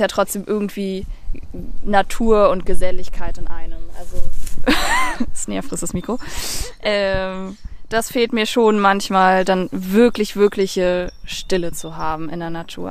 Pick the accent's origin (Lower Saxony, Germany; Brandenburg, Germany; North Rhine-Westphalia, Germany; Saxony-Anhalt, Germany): Brandenburg, Germany; north of Berlin /; ich bin ja in Berlin geboren und bin aber im Norden Berlins oder eigentlich ist es schon Brandenburg, ähm, aufgewachsen